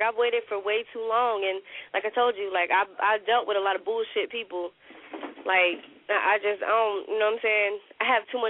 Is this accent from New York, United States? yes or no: no; Sanford, North Carolina, United States; also born or lived in Fayetteville; I was raised in the country. That's my home. Sanford is my home. Like, you know, I'm in Fayetteville. I was born in Fayetteville, but I was raised in Sanford, and I moved back to Fayetteville when I was older.